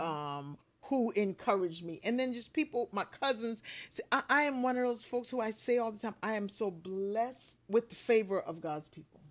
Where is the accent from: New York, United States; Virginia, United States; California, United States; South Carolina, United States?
South Carolina, United States; Bluffton; I'm from Bluffton, South Carolina